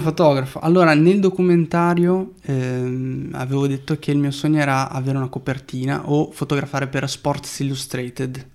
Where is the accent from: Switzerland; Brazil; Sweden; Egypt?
Brazil; E le foto a colori in Brasile, che poi è il mio paese